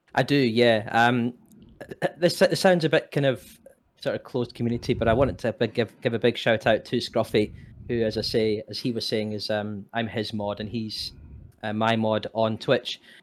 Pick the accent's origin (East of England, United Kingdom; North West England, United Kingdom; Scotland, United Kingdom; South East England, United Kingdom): Scotland, United Kingdom; moved away as an adult; also born or lived in England / Northern Ireland; I was born and bred in Scotland